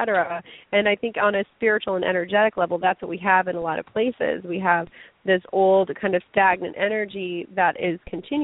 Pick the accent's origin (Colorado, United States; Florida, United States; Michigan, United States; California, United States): Colorado, United States; Lafayette; moved away as an adult; also born or lived in China; my street in Lafayette, Colorado, which is my hometown